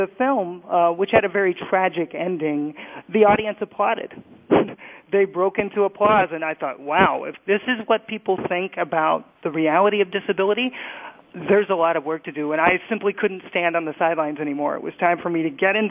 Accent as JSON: {"language": "English", "town": "Indianapolis", "region": "Indiana", "country": "United States", "tie": "born or raised there", "moved": "yes", "lives_now": "New York, United States", "said": "I grew up in Indianapolis, Indiana."}